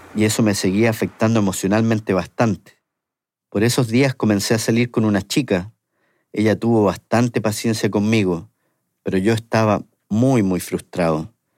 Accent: Chile; moved away; siendo chileno

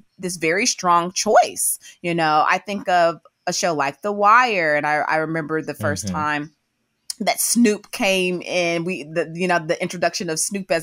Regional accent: Memphis, Tennessee, United States; that's a word that I grew up saying in Memphis

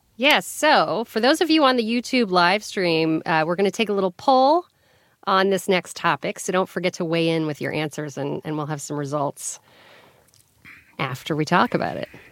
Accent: Colorado, United States; I grew up in Colorado.

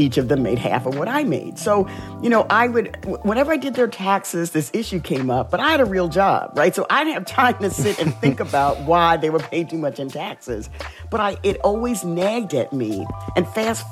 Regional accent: New York City, New York, United States; growing up in the South Bronx

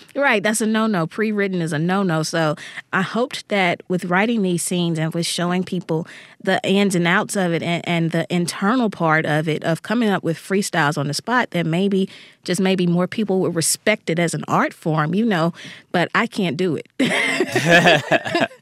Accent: Jackson, Mississippi, United States; the neighborhood where I grew up here in Jackson, Mississippi.

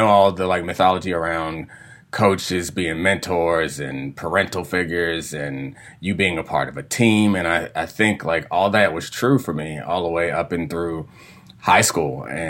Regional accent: Randallstown, Maryland, United States; So I grew up in Randallstown

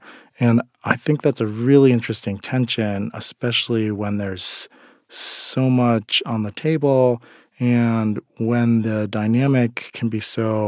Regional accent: South Korea; born there; But I'm adopted from Korea, and I've often felt like that dynamic in the Asian American community is kind of a strange and sometimes uncomfortable one

